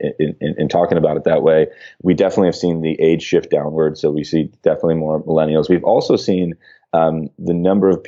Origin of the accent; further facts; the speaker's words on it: Midwest, United States; I grew up in the Midwest with a lot of automotive factories around